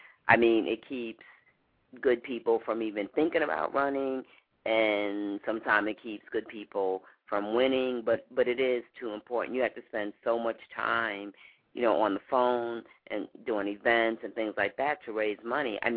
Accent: New York City, New York, United States; now in Chicago, United States; I'm from New York, and we had a grocery store, a mom-and-pop grocery store

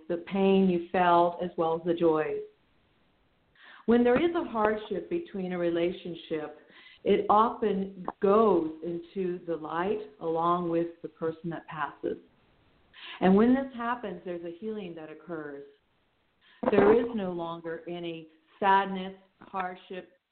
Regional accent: Wichita, Kansas, United States; I'm also from the Midwest. I'm from Wichita, Kansas

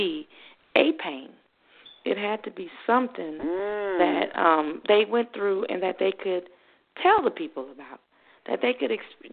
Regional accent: New Orleans, Louisiana, United States; moved away; I was raised in New Orleans where there was somewhat segregation even in 1992

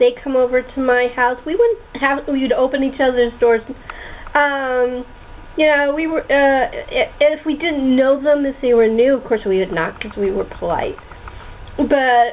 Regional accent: Los Angeles, California, United States; I grew up in the San Fernando Valley, right at the foot of Laurel Canyon

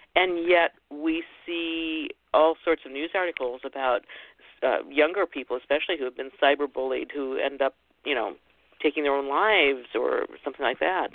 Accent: Ohio, United States; I was born and raised in the Midwest in Ohio

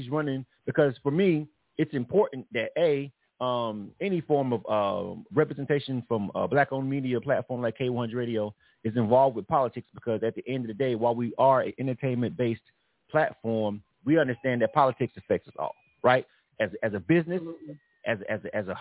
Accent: Panama City, Florida, United States; in my hometown of Panama City, Florida

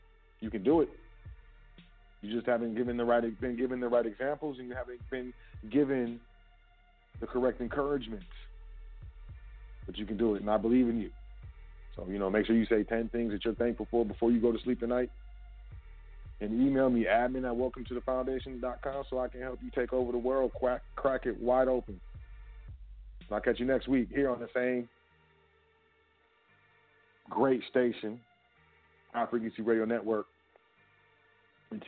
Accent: United States; I'm American

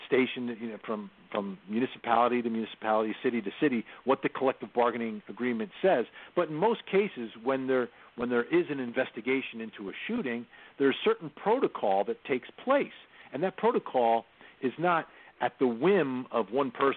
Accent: New Jersey, United States; now in Atlanta, United States; I grew up in New Jersey, the home of the Giants and Jets

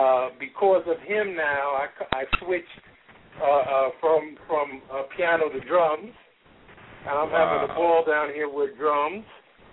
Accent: New York City, New York, United States; moved away as an adult; now in Boynton Beach, United States; I'm down here in Boynton Beach, Florida now, but I'm from Jamaica, Queens, the home of the funk. And, I'm in my mid-60s now.

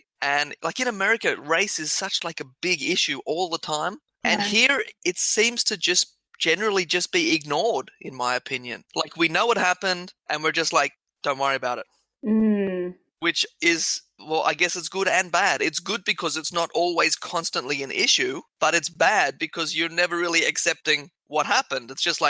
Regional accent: Australia; Australia is a bit different to, I think, some other countries, is because here, because we were

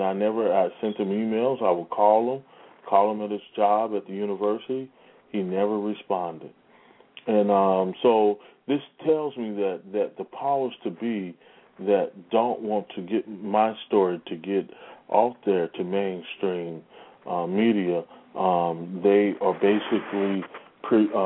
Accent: St. Louis, Missouri, United States; my hometown, St. Louis, Missouri

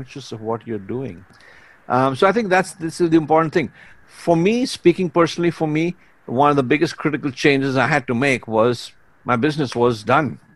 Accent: Mumbai, Maharashtra, India; also born or lived in Dubai, United Arab Emirates; now in Vancouver, Canada; I'm originally from India, from a city called Bombay. It was called Bombay when I left, and I still call it Bombay.

